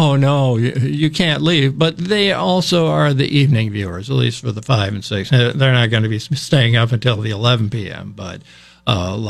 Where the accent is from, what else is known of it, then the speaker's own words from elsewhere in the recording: Minneapolis, Minnesota, United States; moved away as an adult; now in Vermont, United States; I come from the Twin Cities in Minnesota